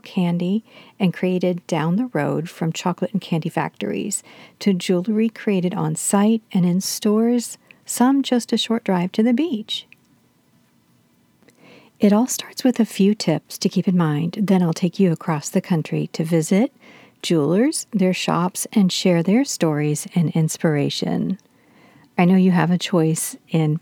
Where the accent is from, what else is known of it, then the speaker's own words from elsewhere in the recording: Florida, United States; my home state of Florida